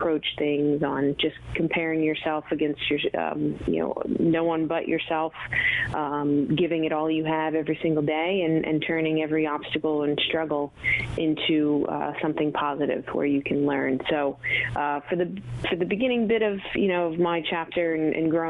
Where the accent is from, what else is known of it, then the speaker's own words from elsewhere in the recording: Delran, New Jersey, United States; grew up in Delran, New Jersey, which is a you know, small town